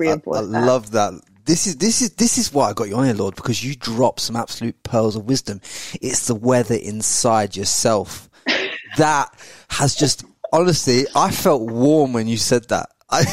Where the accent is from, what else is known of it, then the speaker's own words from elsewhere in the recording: England, United Kingdom; moved away as an adult; now in Brisbane, Australia; growing up in England